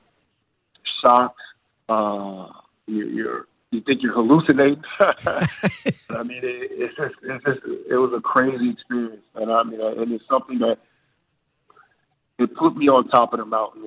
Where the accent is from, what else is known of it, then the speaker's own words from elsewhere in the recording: Chicago, Illinois, United States; I was from Chicago